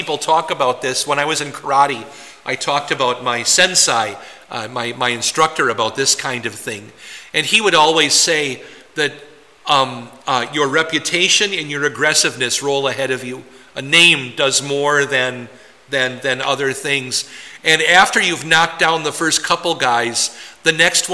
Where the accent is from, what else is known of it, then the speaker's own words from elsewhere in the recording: Poynette, Wisconsin, United States; now in New Ulm, United States; Poinette to you occasionally, my hometown